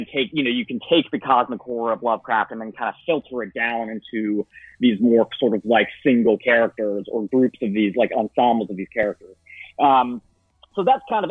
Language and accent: English; Florida, United States; I'm from Florida